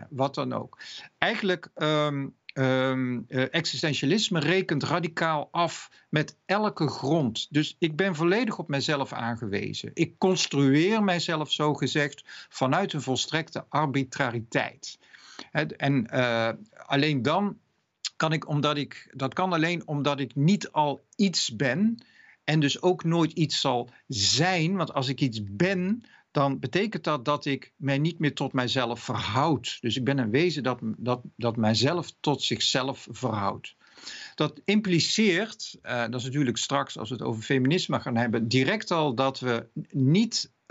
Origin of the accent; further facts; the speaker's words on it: Netherlands; Ik ben Nederlander, ik ben man en in een andere tijd, ik zit in een oorlog of ik word ziek of wat dan ook.